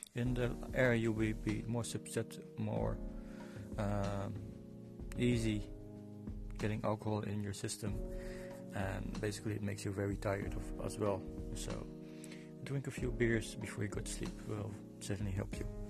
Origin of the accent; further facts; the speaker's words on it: Netherlands; now in Dublin, Ireland; I'm from Netherlands, but I live in Dublin.